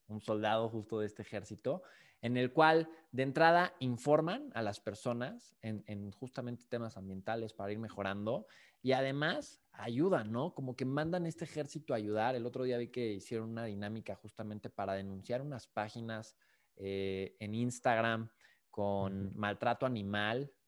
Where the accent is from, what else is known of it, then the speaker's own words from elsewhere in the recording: Mexico; nosotros como sociedad, como mexicanos